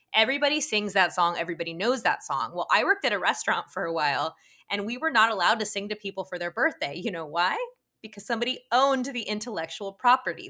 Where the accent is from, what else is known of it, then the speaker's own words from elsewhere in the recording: Utah, United States; I was probably a teenager, 'cause I'm also from Utah, from your state